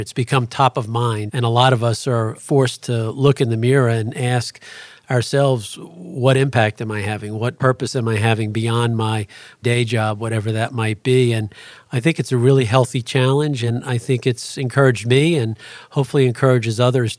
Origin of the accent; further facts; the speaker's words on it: Astoria, New York, United States; And it's how we grew up in Astoria, Queens.